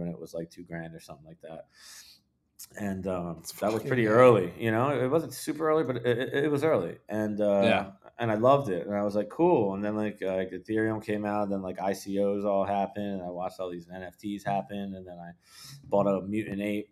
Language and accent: English; Philadelphia, Pennsylvania, United States